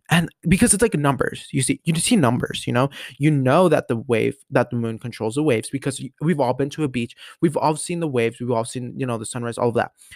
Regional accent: Denver, Colorado, United States; I was born in Denver. Born and raised.

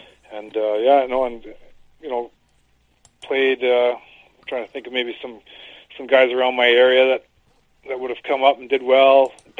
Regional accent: Kamsack, Saskatchewan, Canada; I grew up in eastern Saskatchewan, a little town called Kamsack, Saskatchewan.

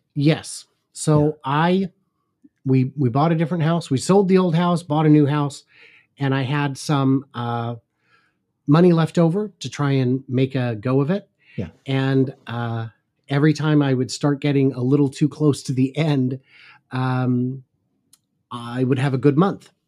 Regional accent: suburbs north of Seattle, Washington, United States; I grew up in north of the suburbs north of Seattle.

